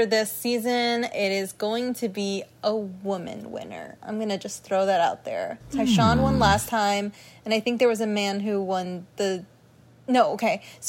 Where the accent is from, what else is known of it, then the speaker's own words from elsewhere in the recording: United States; considering I'm American